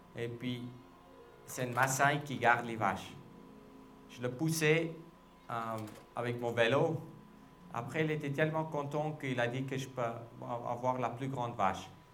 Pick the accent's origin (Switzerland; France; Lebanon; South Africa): South Africa; je suis de l'Afrique du Sud, je parle des langues